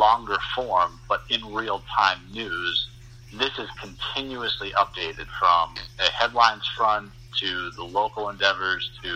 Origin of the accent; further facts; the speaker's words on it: Providence, Rhode Island, United States; moved away as an adult; also born or lived in Great Falls, Montana / Asheville, North Carolina; now in Boston, United States; the vacancy opened up in my hometown, and my first introduction to television, WJR in Providence